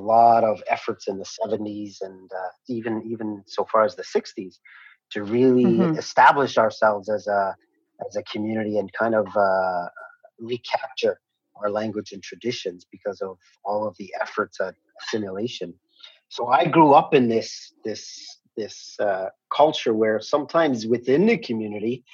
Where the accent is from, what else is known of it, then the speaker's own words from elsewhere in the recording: Kahnawake, Quebec, Canada; I'm from the Ganyakkeha community of Ganawage, which is located just south of Montreal